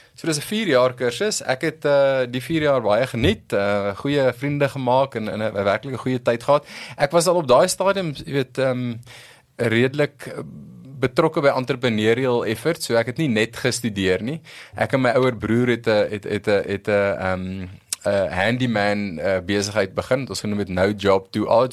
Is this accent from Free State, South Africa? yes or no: no; Pretoria, Gauteng, South Africa; groot geword in Waterkloof, eh, 'n uh, broer, 'n suster, so 'n regte Pretoria storie